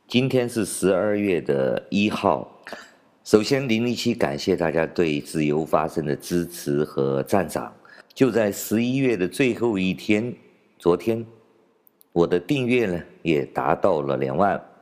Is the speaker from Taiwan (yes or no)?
no; China; 我们中国人